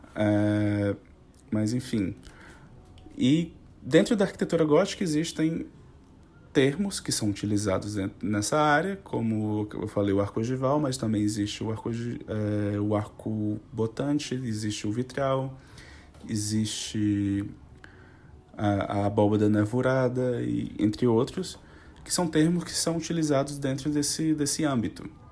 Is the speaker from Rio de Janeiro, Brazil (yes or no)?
no; Fortaleza, Ceará, Brazil; Eu, na verdade, sou natural de Fortaleza, no Ceará